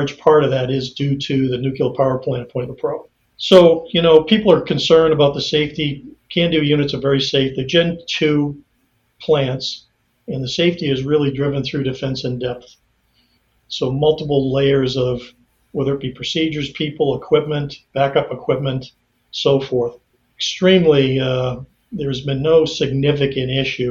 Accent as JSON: {"language": "English", "region": "New England", "country": "United States", "tie": "born or raised there", "moved": "yes", "said": "I was born in the United States in New England"}